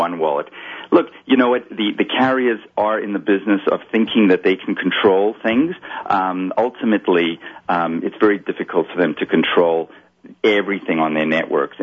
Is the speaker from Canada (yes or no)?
no; Kitwe, Copperbelt Province, Zambia; moved away; when I opened my first bank account as a kid, you know, talking about banking, you know, it was in a physical bank in Kitwe